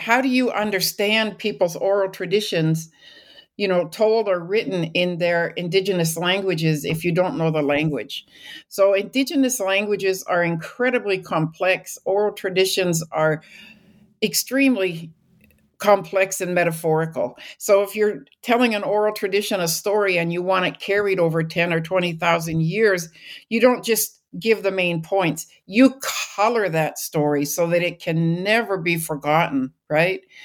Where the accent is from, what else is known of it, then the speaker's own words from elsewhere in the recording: British Columbia, Canada; moved away as an adult; I grew up in British Columbia.